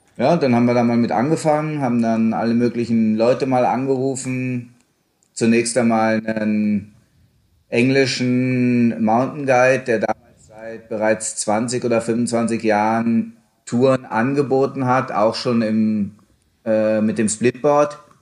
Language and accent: German; Hanover, Lower Saxony, Germany; moved away as an adult; also born or lived in Tyrol; Ich bin auch als Hannoveraner da reingewachsen